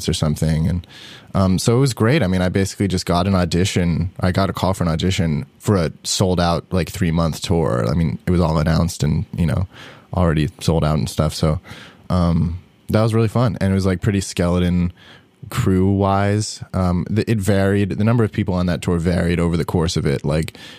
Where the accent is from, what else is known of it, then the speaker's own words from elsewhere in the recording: New York, United States; moved away as an adult; now in Los Angeles, United States; I live in LA now. I grew up in New York